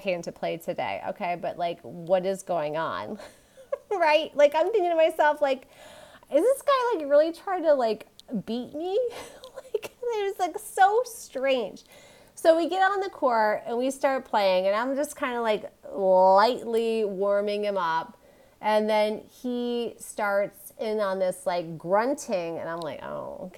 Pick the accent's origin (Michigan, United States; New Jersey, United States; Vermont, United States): Michigan, United States; moved away; growing up in Michigan, I'm like we don't boast